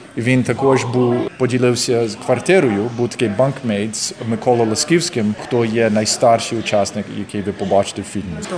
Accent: Canada; Я тут народився. Я народився в Канаді.

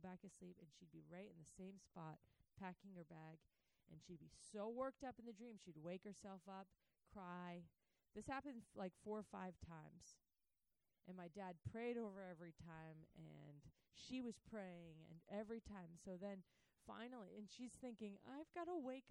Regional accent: United States; I was growing up in the States

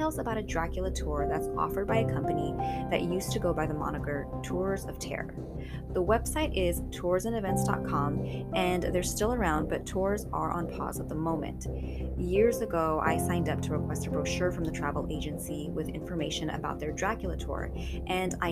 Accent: Long Beach, California, United States; my hometown of Long Beach, California

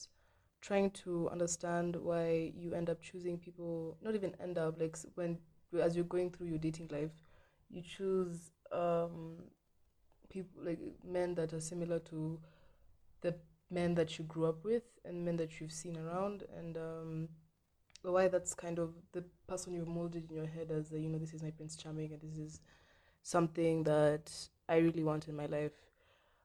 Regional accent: Nairobi, Kenya; I was born in Ngong Road, near Ngong Road, like not in Ngong Road, but then like a place called Santa Cruz State.

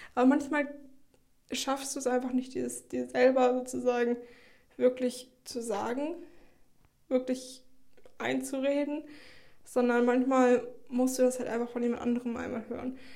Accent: Schleswig-Holstein, Germany; moved away as an adult; now in Heidelberg, Germany; ich komme ja aus Schleswig-Holstein

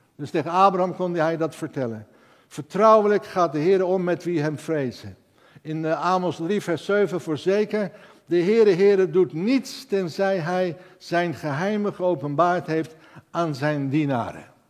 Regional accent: Netherlands; ik ben een Hollander

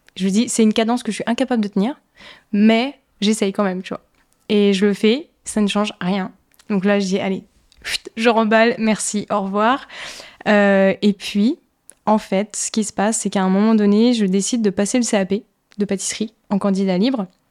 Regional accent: Ardennes, Grand Est, France; born or raised there; also born or lived in Toulon

